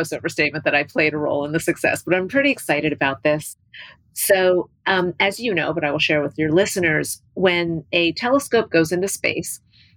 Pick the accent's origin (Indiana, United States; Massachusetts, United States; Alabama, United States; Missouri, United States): Indiana, United States; New Albany; I grew up in New Albany, Indiana, and Hubble was a science teacher at my high school